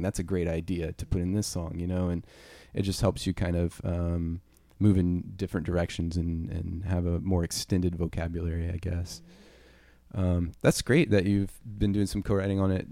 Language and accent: English; Louisiana, United States; I'm from Louisiana